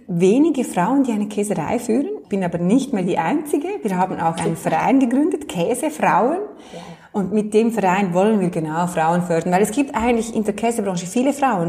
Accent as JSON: {"language": "German", "area": "Michelsamt", "region": "Lucerne", "country": "Switzerland", "tie": "born or raised there", "moved": "yes", "lives_now": "Lenzburg, Switzerland", "said": "wo ich hergekommen bin, also in meinem Heimatort so im, im luzernischen Michelsamt"}